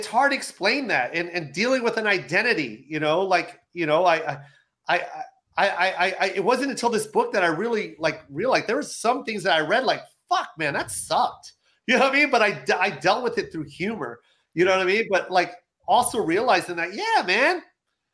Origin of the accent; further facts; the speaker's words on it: Washington, United States; growing up in Washington, being half Filipino